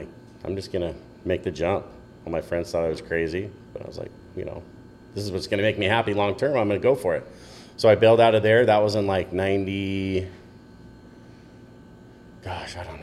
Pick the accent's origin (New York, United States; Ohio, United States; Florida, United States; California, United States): California, United States; San Clemente; I grew up in San Clemente